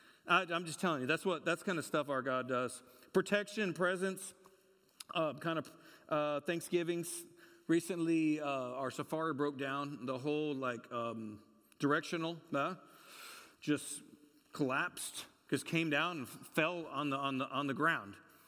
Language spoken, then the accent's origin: English; California, United States; You met so-and-so, and I'm from California.